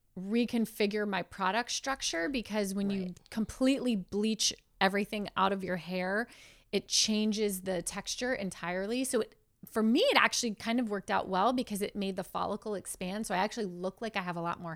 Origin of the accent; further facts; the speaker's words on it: Florida, United States; now in California, United States; I grew up in Florida. I had bad hair my whole life. And I just thought I had bad hair.